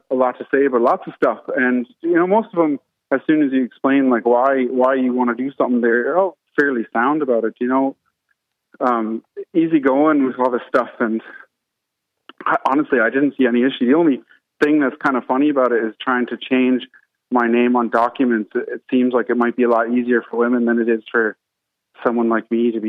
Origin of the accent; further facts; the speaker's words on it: Canada; now in Ireland; I'm not from Ireland. I'm from Canada.